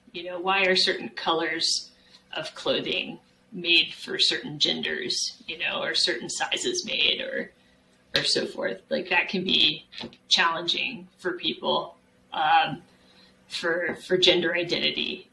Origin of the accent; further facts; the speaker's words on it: San Antonio, Texas, United States; moved away as an adult; also born or lived in Mammoth Lakes, California / Arizona; I grew up in San Antonio, Texas